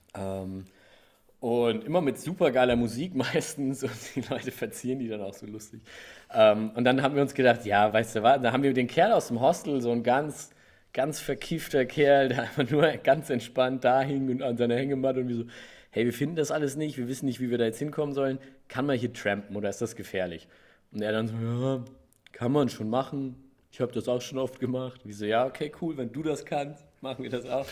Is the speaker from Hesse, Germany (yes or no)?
yes; Gelnhausen, Hesse, Germany; aber ich bin da in Gelnhausen. Also es ist kein Riesenkrankenhaus, es ist nicht so Köln, frag mich nicht. Mhm. Da bin ich geboren.